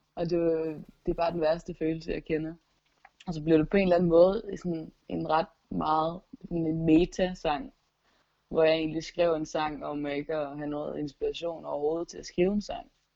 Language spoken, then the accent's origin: Danish; Gistrup, North Denmark Region, Denmark; min forældres garage hjemme i Gistrup